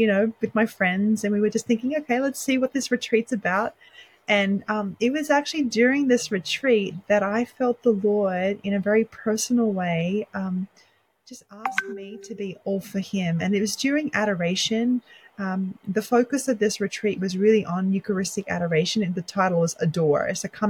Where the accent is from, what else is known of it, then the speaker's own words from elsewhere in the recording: Sydney, New South Wales, Australia; moved away as an adult; also born or lived in Lebanon; now in United States; I was born and raised in Sydney, Australia